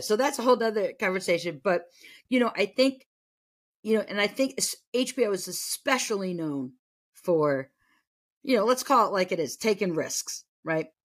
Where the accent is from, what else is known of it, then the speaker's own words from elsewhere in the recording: New England, United States; I grew up in New England, and, but I was from a small town in New England